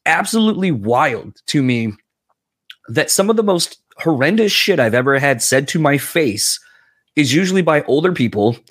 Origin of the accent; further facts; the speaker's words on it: East Coast, United States; moved away; I'm originally from the East Coast.